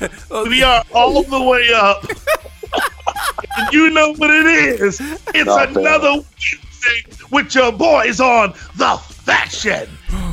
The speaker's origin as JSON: {"language": "English", "region": "Virginia", "country": "United States", "moved": "yes", "lives_now": "Texas, United States", "said": "I'm from Virginia"}